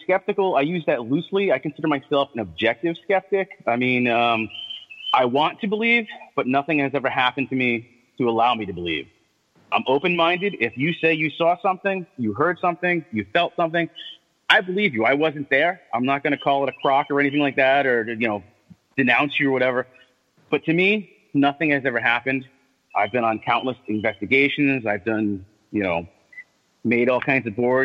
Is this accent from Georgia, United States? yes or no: no; Thompson, Connecticut, United States; I'm from Thompson, Connecticut, and, you know, that whole MassCon thing